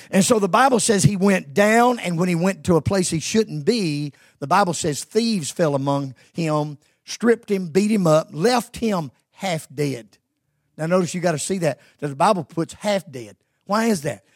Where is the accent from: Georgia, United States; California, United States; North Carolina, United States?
Georgia, United States; moved away; I was born and raised in Georgia